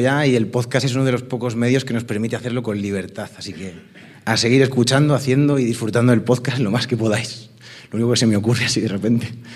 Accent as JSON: {"language": "Spanish", "region": "Galicia", "country": "Spain", "said": "vengo de Galicia con los bolsillos vacíos y una maleta cargada de sueños e ilusiones"}